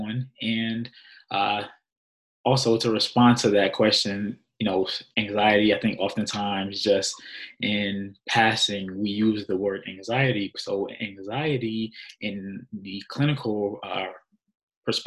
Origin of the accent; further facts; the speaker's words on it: New Jersey, United States; I am native of New Jersey